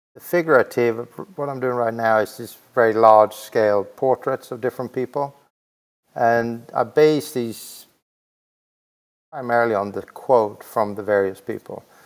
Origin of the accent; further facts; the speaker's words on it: Växjö, Kronoberg County, Sweden; in a very small town in Sweden called Vaxjö, V A X J